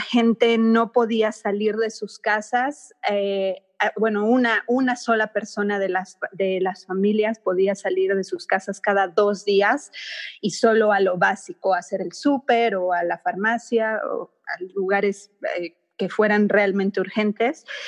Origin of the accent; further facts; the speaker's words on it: Mexico; now in China; yo soy de México y mi esposo es de Estados Unidos